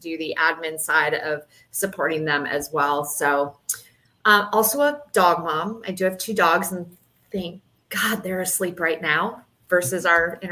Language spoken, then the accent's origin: English; Michigan, United States; moved away as an adult; We are also Midwest transplants. We are both from Michigan and we have been living here since 1993.